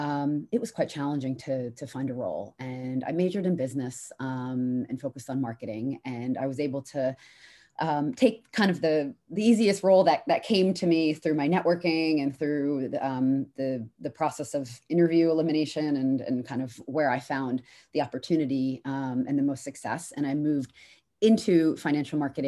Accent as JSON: {"language": "English", "town": "New York City", "region": "New York", "country": "United States", "also_born_or_lived": "London, United Kingdom", "moved": "as an adult", "lives_now": "United Kingdom", "said": "I'm from New York, lived in New York"}